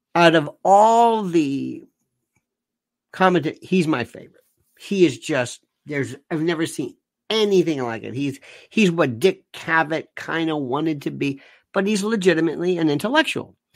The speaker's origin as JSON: {"language": "English", "country": "United States", "said": "I'm an American citizen. I don't live there"}